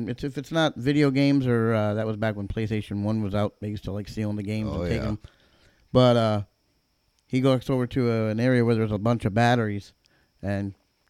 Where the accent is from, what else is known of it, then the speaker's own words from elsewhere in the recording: Connecticut, United States; now in Florida, United States; I grew up in Connecticut. I'm a Yankee.